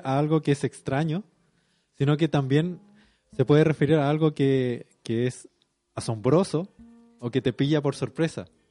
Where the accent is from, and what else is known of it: Chile